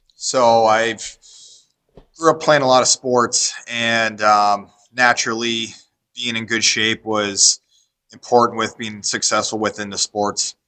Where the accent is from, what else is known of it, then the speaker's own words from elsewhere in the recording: Davenport, Iowa, United States; now in Iowa City, United States; We moved down to Davenport, Iowa, which was my hometown growing up